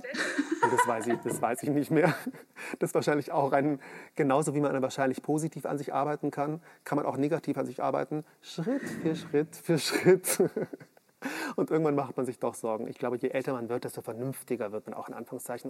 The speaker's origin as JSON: {"language": "German", "town": "Munich", "region": "Bavaria", "country": "Germany", "said": "ich komme aus München"}